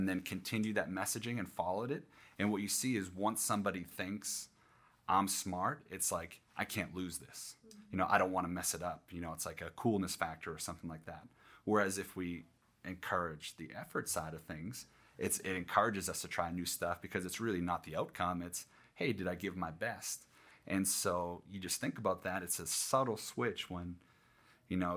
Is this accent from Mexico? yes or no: no; Northeast, United States; moved away; I grew up in the Northeast and hockey was a big thing